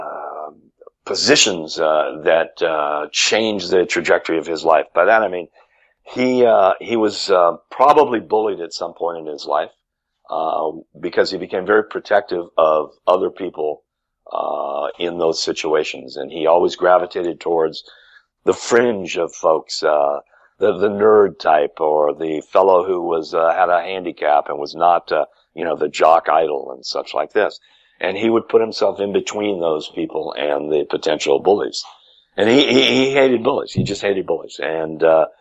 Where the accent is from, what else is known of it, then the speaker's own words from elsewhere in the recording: California, United States; moved away as an adult; also born or lived in Chicagoland, Illinois; now in Chicago, United States; my wife and I grew up in California